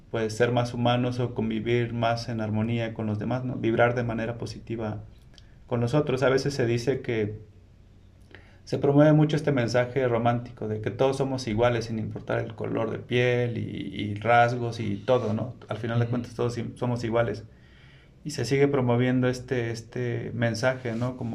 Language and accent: Spanish; Mexico; yo pinto mucho arte relacionado a, a mi pueblo, que es New Sabio indígena. Y a pesar de que en México existen 68 lenguas